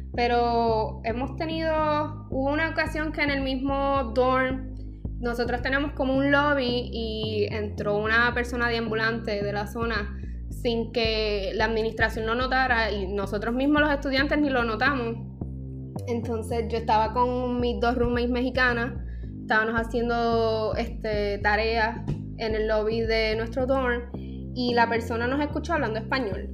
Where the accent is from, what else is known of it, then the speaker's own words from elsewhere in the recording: Puerto Rico; Aquí en Puerto Rico